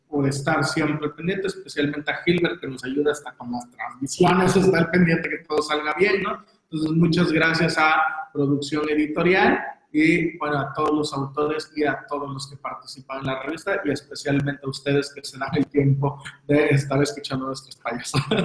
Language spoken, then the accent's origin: Spanish; Veracruz, Mexico; como somos de Veracruz